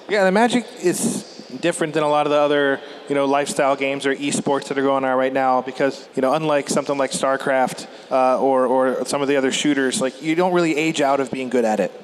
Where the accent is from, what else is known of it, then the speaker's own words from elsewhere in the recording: southwestern Pennsylvania, United States; I grew up in southwestern Pennsylvania